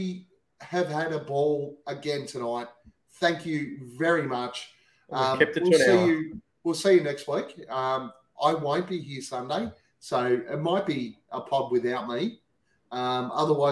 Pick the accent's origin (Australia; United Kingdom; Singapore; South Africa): Australia; We're Australian. We speak way too fast